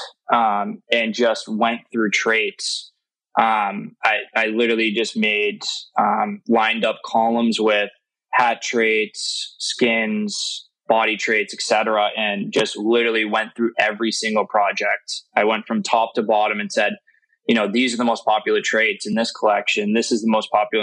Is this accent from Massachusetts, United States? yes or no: yes; Massachusetts, United States; I'm from New England. I'm from Massachusetts.